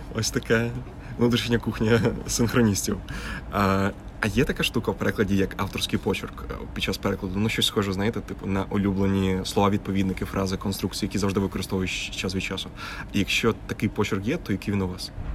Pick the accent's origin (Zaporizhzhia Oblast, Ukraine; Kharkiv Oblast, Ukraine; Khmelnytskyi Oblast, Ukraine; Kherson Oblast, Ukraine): Khmelnytskyi Oblast, Ukraine; Horodok; місто Городо Хмельницької області, звідки я родом.